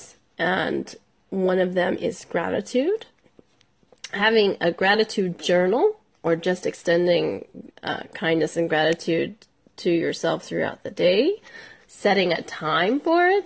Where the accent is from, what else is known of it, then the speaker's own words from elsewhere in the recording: United States; I'm an American